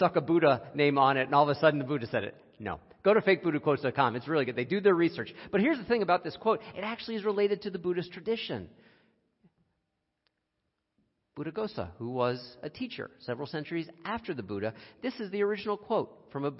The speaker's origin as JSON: {"language": "English", "country": "United States", "said": "as an American"}